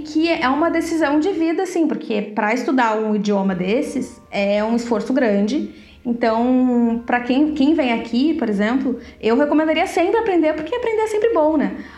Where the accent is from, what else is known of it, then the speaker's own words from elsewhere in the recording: Brazil; moved away as an adult; now in Netherlands; a gente saiu do Brasil